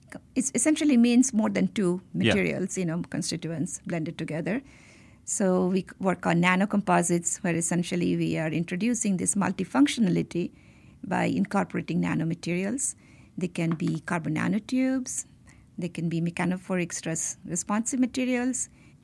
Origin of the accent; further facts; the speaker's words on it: India; So I grew up in Indian Institute of Technology campus.